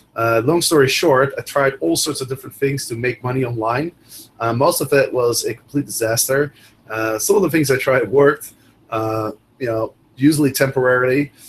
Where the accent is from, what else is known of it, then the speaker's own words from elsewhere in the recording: Netherlands; moved away as an adult; also born or lived in Amsterdam / Chicago; I'm originally from Holland